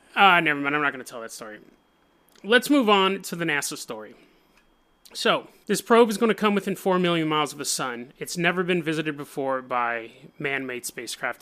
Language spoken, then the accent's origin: English; Oregon, United States; I'm from Oregon